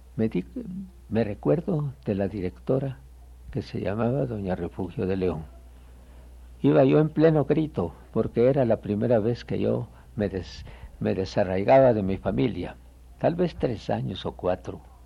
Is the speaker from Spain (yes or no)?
no; Guatemala; moved away as an adult; also born or lived in Quetzaltenango, Guatemala; now in Mexico; yo nací en Guatemala, me llevaron de pequeño a Quetzaltenango, la segunda ciudad de la República. Pasamos allí hasta los 11 años de mi edad.